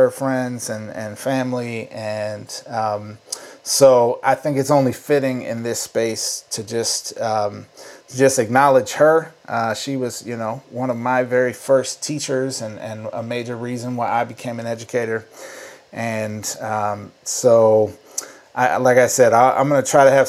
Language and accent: English; St. Paul, Minnesota, United States; I grew up in St. Paul